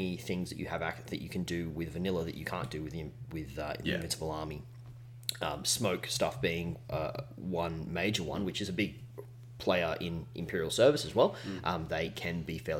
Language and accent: English; Newcastle, New South Wales, Australia; moved away; I'm from Newcastle originally.